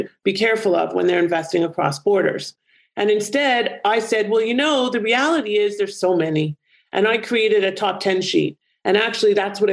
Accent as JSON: {"language": "English", "country": "Canada", "said": "my home country, Canada"}